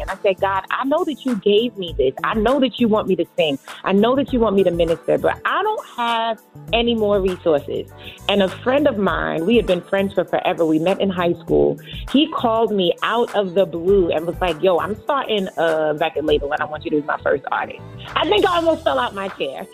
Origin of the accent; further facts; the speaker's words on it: Trinidad & Tobago; now in Long Island, United States; I was born in Trinidad